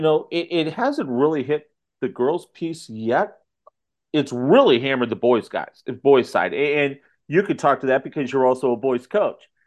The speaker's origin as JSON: {"language": "English", "region": "Ohio", "country": "United States", "tie": "born or raised there", "moved": "as an adult", "lives_now": "St. Louis area, United States", "said": "my hometown in Ohio"}